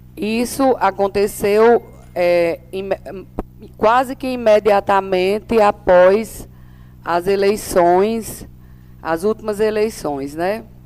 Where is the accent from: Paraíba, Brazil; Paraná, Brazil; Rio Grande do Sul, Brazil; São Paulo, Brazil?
Paraíba, Brazil; São Bento; daqui, da minha terra, né, da terra que eu nasci